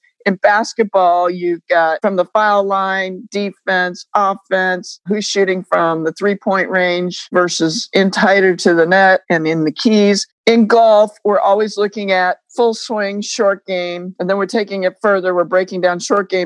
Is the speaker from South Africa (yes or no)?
no; New England, United States; I grew up in New England